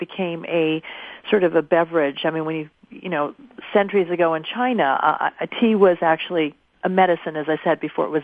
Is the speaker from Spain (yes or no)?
no; Japan; also born or lived in United States; now in New York City, United States; I pretty much grew up in Japan.